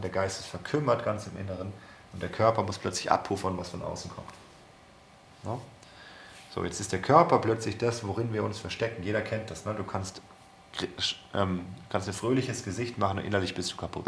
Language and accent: German; Germany; wir als Deutsche